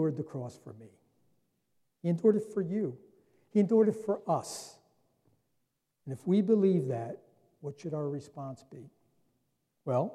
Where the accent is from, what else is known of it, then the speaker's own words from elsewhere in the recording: New Jersey, United States; I was born and raised right here in New Jersey